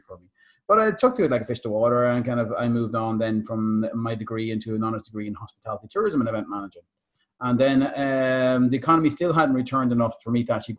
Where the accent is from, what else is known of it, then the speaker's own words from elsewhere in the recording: Ireland; accent: Irish; also born or lived in Thailand; my lovely Irish accent